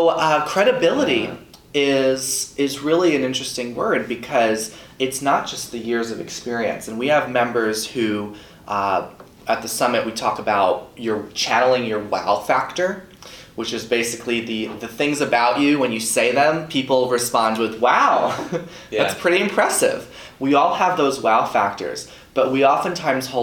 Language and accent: English; Long Island, New York, United States; I grew up on Long Island, New York